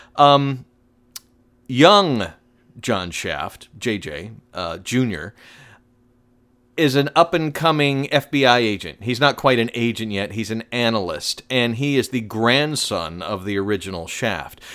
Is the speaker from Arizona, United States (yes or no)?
no; Atlanta, Georgia, United States; Atlanta, my hometown